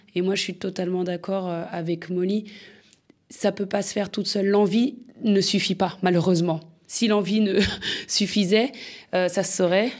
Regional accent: France; je, suis née en France, j'ai grandi en France, j'ai fait la fémis

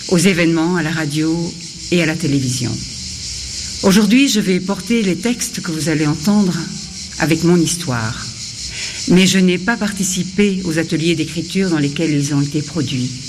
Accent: Cyangugu, Western Province, Rwanda; born there; je suis métisse, belgo-rwandaise. Mon père est belge et ma mère est rwandaise. Je suis née à Changougou, à la frontière du Congo et du Rwanda.

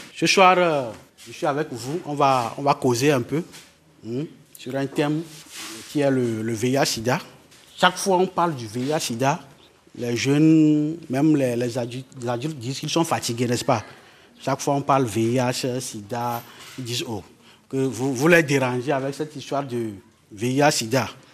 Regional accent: Tabligbo, Maritime, Togo; also born or lived in Lomé; j'ai grandi ici à Tablebo. J'ai commencé l'école à Tablebo ici

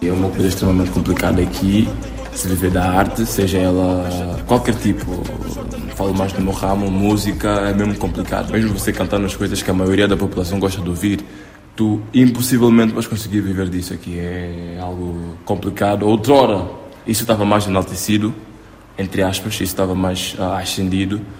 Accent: São Tomé & Príncipe; É a minha terra

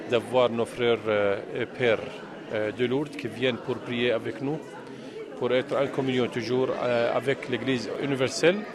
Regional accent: Jordan; chez nous, en Jordanie ou au Moyen-Orient.

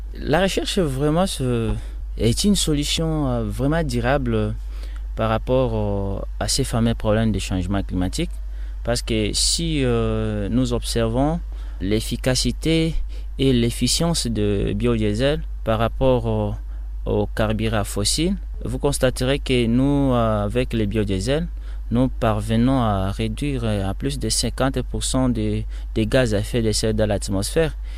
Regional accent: Kisangani, Tshopo, DR Congo; also born or lived in Bafwasende, Tshopo; Je viens de la République démocratique du Congo, plus précisément dans la partie orientale, province de la Tchopo, ville de Kisangani.

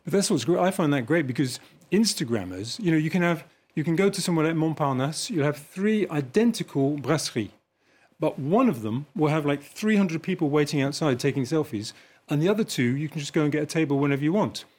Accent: England, United Kingdom; now in Paris, France; as an Englishman

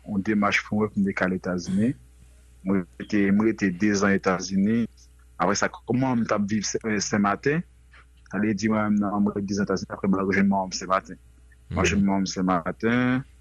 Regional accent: Port-au-Prince, Ouest, Haiti; moved away as an adult; also born or lived in Florida / Saint Martin / United States; now in France; mwen fèt Haïti, mwen se moun ake. E normalman, mwen te viv tout adolesans mwen Port-au-Prest.

